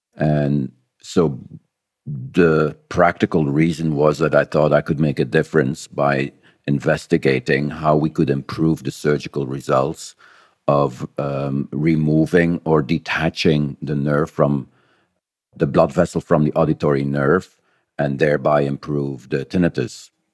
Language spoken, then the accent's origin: English; Belgium; moved away as an adult; now in New Zealand; I was uh, born and raised in Belgium